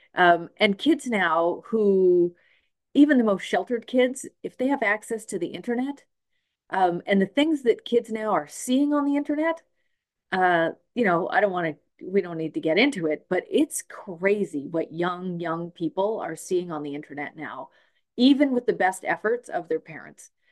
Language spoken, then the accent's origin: English; Smithers, British Columbia, Canada; now in Nanaimo, Canada; I grew up in Smithers